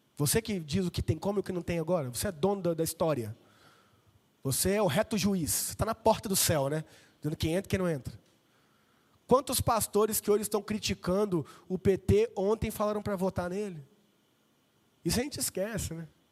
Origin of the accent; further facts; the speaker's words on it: Vila Velha, Espírito Santo, Brazil; now in Limeira, Brazil; eu sou de Vila Velha. Espírito Santo, inverno lá é 27 graus